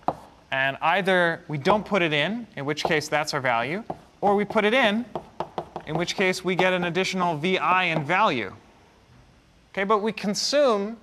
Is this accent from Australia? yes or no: no; Canada; moved away; Growing up in Canada